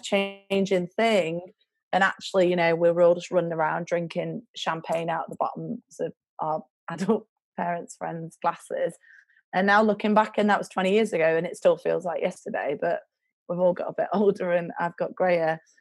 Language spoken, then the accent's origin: English; Baxenden, North West England, United Kingdom; I'm from um, a village called Baxenden, which is near Accrington. It's like 18 miles north of Manchester.